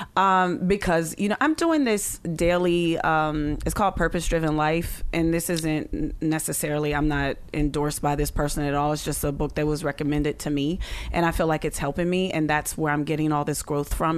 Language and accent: English; Pittsburgh, Pennsylvania, United States; I'm from Pittsburgh, so we would, you know, go back